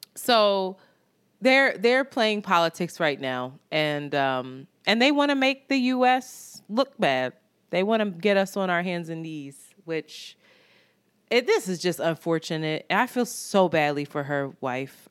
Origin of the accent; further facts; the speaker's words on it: United States; as an American in this country